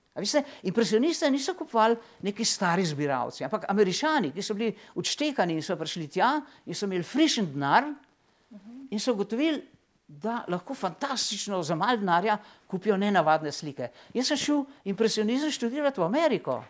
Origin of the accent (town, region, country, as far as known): Slovenia